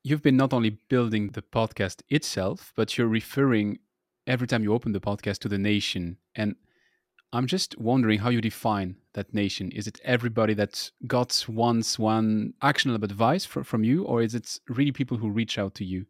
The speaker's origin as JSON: {"language": "English", "country": "France", "accent": "French", "second_language": "English", "said": "my annoying French accent"}